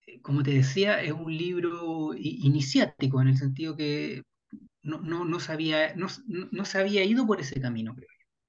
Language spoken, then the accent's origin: Spanish; Chile; podremos mirarnos como chilenos